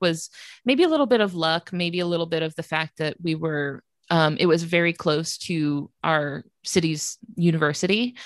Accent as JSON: {"language": "English", "region": "North Florida", "country": "United States", "tie": "born or raised there", "said": "I'm from North Florida"}